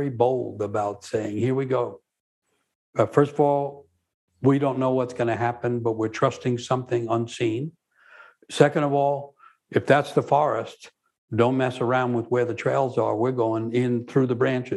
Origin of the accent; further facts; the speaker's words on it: New York, United States; growing up in New York